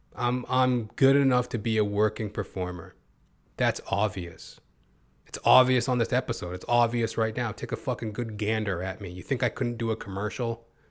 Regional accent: Edmonton, Alberta, Canada; now in Toronto, Canada; I'm from Canada, originally from Edmonton, Alberta

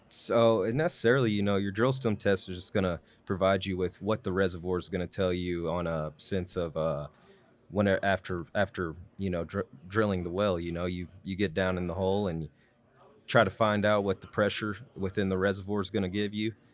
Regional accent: Wichita Falls, Texas, United States; born and raised in Wichita Falls

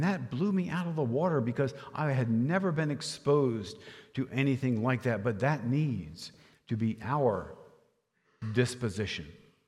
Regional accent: Rehoboth Beach, Delaware, United States; I'm from Rehoboth Beach, a town in Lower Delaware, and I worked as a busboy in a restaurant there

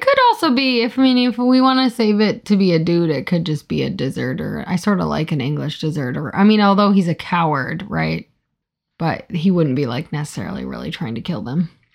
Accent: Iowa, United States; I'm from Iowa

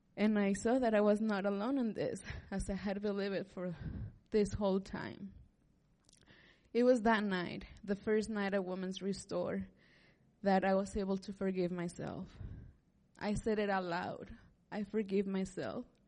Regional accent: Liberal, Kansas, United States; moved away as an adult; also born or lived in Manhattan, Kansas; I'm from Southwest Kansas too, from Liberal

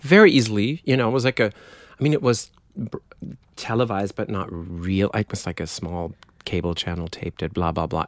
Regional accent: countryside between Dortmund and Münster, North Rhine-Westphalia, Germany; accent: German; English is a second language; moved away; I was born in Dortmund, which is sort of the Detroit of Germany.

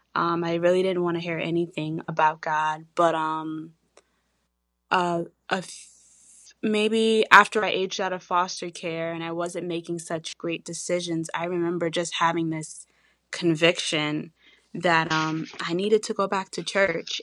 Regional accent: Long Island, New York, United States; we're from Long Island

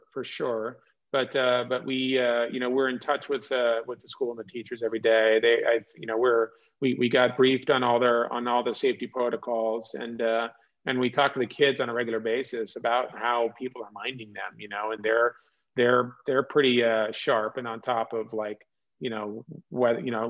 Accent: California, United States; moved away; also born or lived in Oklahoma; I grew up in California

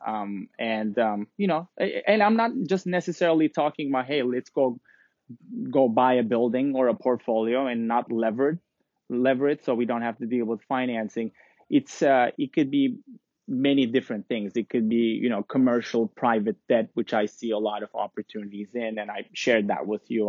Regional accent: Istanbul, Turkey; also born or lived in London; now in New York, United States; I'm originally from Istanbul, Turkey

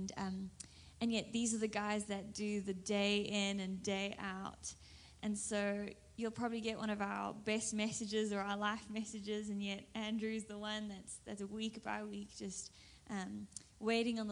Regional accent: South Africa; accent: South African; now in Redding, United States; I'm South African, so you'll hear the accent quite quickly

